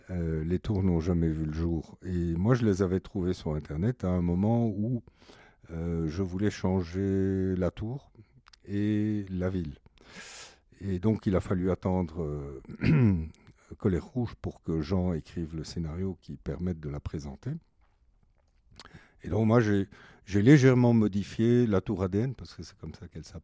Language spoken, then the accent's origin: French; Ticino, Switzerland; Moi, j'ai passé une grande partie de mon enfance en Suisse, au lac de Lugano.